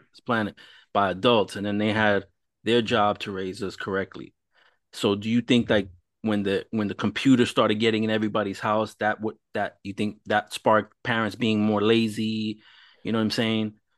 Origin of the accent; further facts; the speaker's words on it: New York, United States; I was growing up in New York